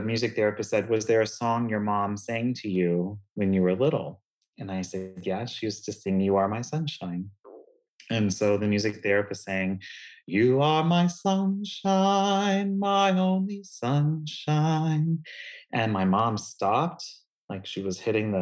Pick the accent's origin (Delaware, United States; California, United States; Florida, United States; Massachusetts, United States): Florida, United States; Lakeland; I grew up in Lakeland, Florida, which is just between Orlando and Tampa, Central Florida